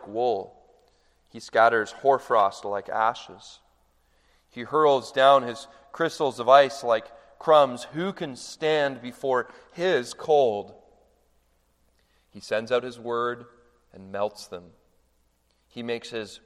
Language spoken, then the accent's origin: English; Canada; now in United States; I'm Canadian